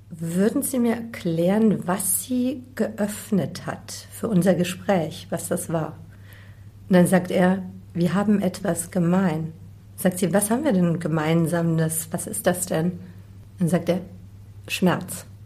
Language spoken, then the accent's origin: German; Bavaria, Germany; born there; Nein, so soll es natürlich nicht rüberkommen. Ja, ich bin in Bayern geboren.